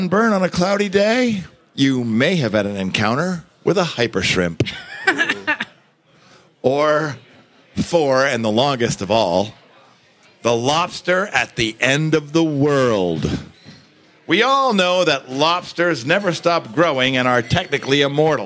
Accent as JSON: {"language": "English", "town": "Searsport", "region": "Maine", "country": "United States", "said": "I'm from Searsport, and that's where the action is, man."}